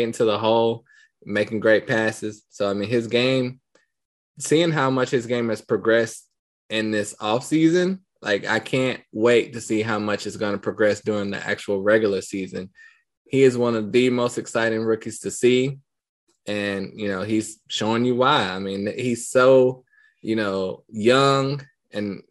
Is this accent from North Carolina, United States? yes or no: yes; Charlotte, North Carolina, United States; my hometown team, the Charlotte Hornets